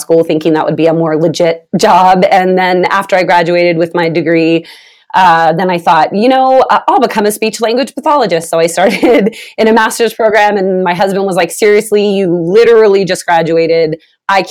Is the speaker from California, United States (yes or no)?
yes; Vallejo, California, United States; now in Utah, United States; I'm originally from California, from the Bay Area. What's up, Vallejo? That's my people.